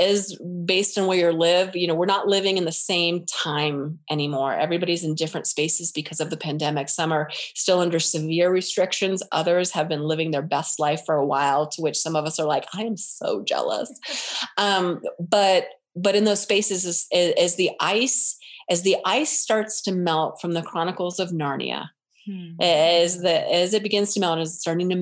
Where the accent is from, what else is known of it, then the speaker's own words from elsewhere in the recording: United States; We're American.